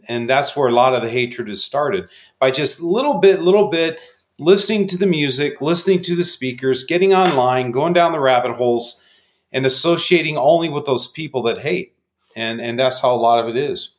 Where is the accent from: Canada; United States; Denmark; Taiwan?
United States; Phoenix, Arizona; born and raised in Phoenix